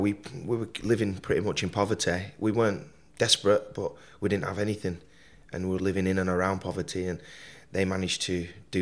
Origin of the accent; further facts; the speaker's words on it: Burnley, North West England, United Kingdom; I was born in Burnley, Lancashire.